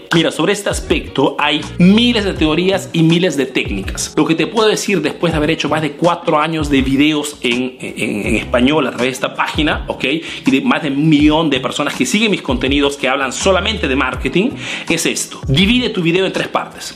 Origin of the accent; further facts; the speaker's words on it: Peru; now in Italy; Soy un emprendedor peruano que hace negocios en Italia, en Europa principalmente